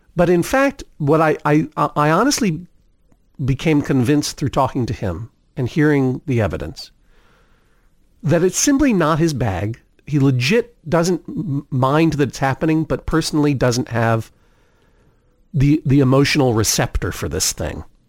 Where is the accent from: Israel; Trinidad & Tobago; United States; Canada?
United States; Brookline, Massachusetts; also born or lived in Cambridge, Massachusetts; I was born in Cambridge, Massachusetts, moved very early on to Brookline